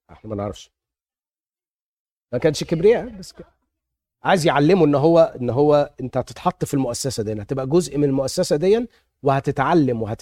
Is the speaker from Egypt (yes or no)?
yes; Egypt; now in United States; انا لما اتخذت من مصر كده وجيت امريكا